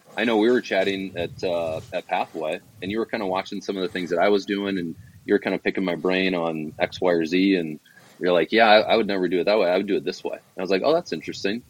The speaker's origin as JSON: {"language": "English", "town": "Davenport", "region": "Iowa", "country": "United States", "tie": "born or raised there", "also_born_or_lived": "Colorado", "moved": "as an adult", "lives_now": "Arizona, United States", "said": "I grew up in Davenport, Iowa, which is over on the eastern eastern side of the state on the on the Mississippi"}